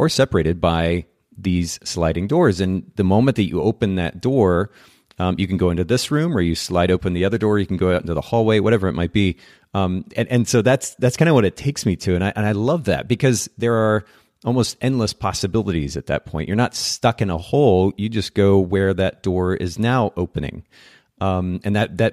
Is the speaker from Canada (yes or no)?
no; Japan; now in United States; I grew up in Japan